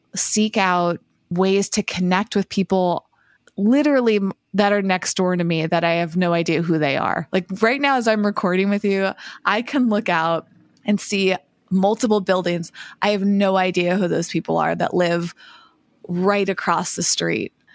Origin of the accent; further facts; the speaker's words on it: Massachusetts, United States; now in Los Angeles, United States; when I grew up in Massachusetts, it was the opposite 'cause I was in a small town